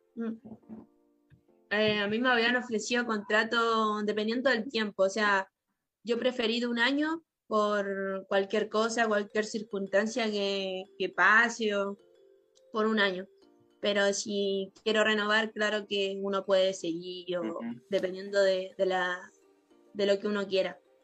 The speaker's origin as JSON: {"language": "Spanish", "country": "Chile", "also_born_or_lived": "Antofagasta, Chile", "moved": "as an adult", "lives_now": "Argentina", "said": "somos poquitas chilenas"}